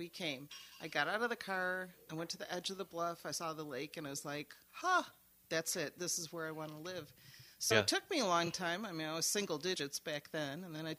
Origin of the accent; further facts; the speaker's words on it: Homewood, Illinois, United States; now in Saugatuck, United States; So I grew up in a suburb of Chicago called Homewood. We're famous for Aurelio's Pizza, home of Aurelio's Pizza.